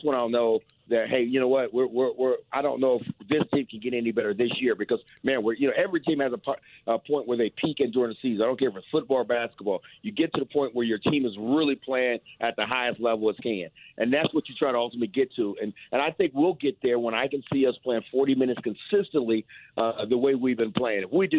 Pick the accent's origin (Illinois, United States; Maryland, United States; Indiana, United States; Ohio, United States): Ohio, United States; I'm from Ohio, so I know trying to win in Cincinnati